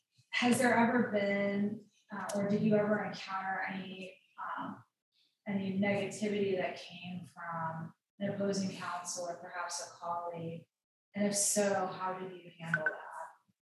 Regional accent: Florida, United States; So I'm relatively new to Massachusetts. I came from Florida originally. I've been here about 2 years.

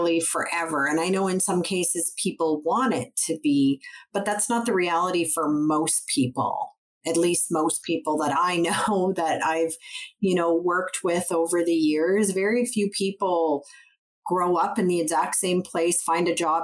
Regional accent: McBride, British Columbia, Canada; I grew up in McBride. It was 2.5 hours southeast of Prince George, 4 hours from Kamloops

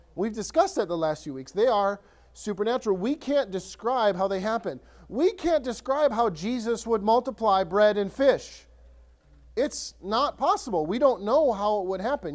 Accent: Ellsworth, Wisconsin, United States; now in Lakeland, United States; My hometown, Ellsworth, small town

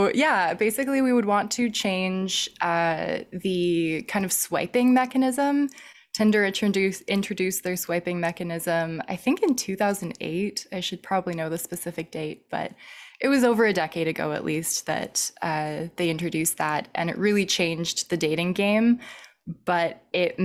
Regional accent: Vancouver, British Columbia, Canada; also born or lived in Montreal; now in Victoria, Canada; I am originally from Vancouver, lived in Montreal for a few years. Now I'm back on the West Coast

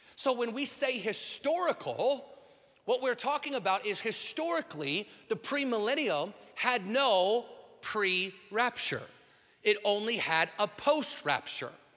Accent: Washington, United States; now in Texas, United States; my home state of Washington, where I'm from

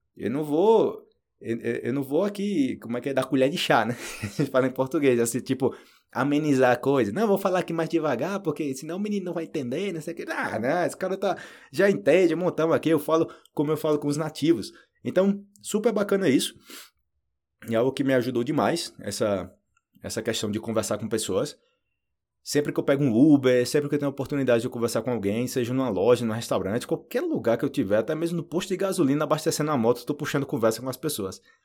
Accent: Brazil; moved away as an adult; also born or lived in Argentina; now in Colombia; eu falo do Brasil.

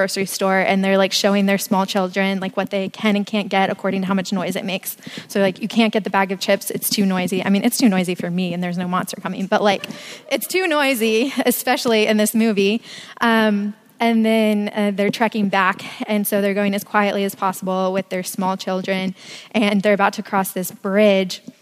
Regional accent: Hanover County, outside of Richmond, Virginia, United States; moved away as an adult; now in Charlottesville, United States; I am from outside of Richmond. I'll claim Richmond if you're not from Richmond. If you are from there, I'm from Hanover County, so a little bit more out in the sticks. My mom and sister are still there

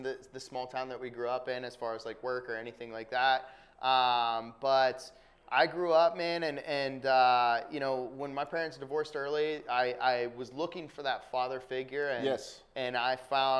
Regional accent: Columbus, Ohio, United States; from Columbus, Ohio.

